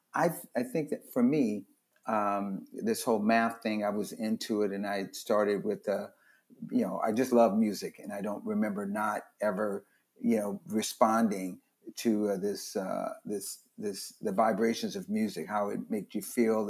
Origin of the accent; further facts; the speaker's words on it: Los Angeles, California, United States; also born or lived in Louisiana; I just lived in Watts. We moved there when I was nine from Louisiana.